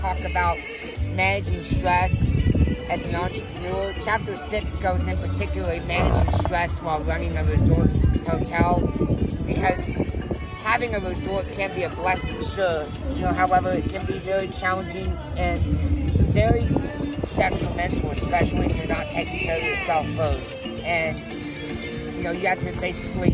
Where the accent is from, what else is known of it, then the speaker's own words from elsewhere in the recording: Texas, United States; I'm from Texas